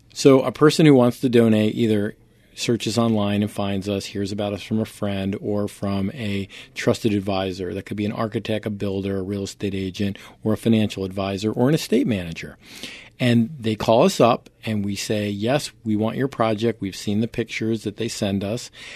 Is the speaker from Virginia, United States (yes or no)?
no; Poughkeepsie, New York, United States; moved away; also born or lived in Providence, Rhode Island / Greenwich; I grew up in Poughkeepsie, New York